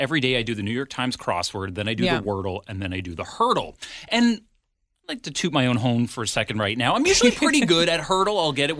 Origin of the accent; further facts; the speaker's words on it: Ottawa, Ontario, Canada; now in Vancouver Island, Canada; growing up in Ottawa.